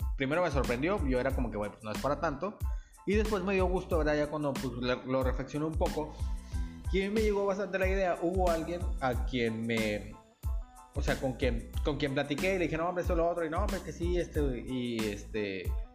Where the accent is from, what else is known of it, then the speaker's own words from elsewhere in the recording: Nuevo Laredo, Tamaulipas, Mexico; yo soy de Nuevo Laredo